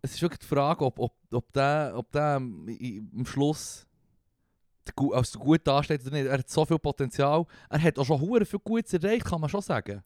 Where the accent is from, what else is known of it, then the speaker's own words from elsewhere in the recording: Switzerland; wir als Schweizer